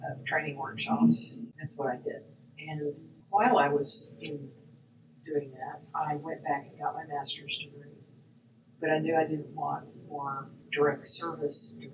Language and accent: English; Texas, United States; Well, I grew up in West Texas uh